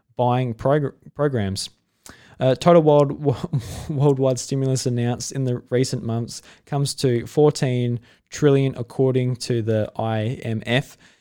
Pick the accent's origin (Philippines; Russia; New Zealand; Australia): Australia; I'm Australian